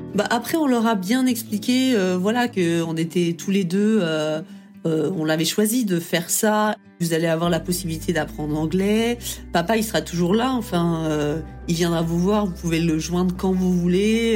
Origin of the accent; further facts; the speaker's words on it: Bourges, Centre-Val de Loire, France; moved away as an adult; now in Bethesda, United States; je viens de Bourges, du centre de la France